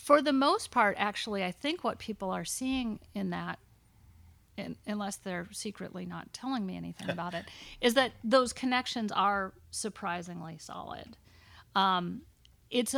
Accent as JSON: {"language": "English", "country": "United States", "tie": "born or raised there", "said": "As a woman growing up in America"}